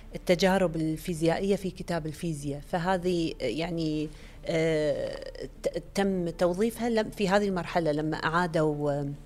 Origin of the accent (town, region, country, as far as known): Kuwait